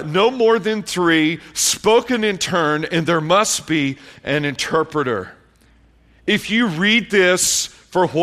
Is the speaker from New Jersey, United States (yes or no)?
no; Tennessee, United States; moved away as an adult; also born or lived in Columbia, South Carolina; I grew up in Tennessee, raising hogs.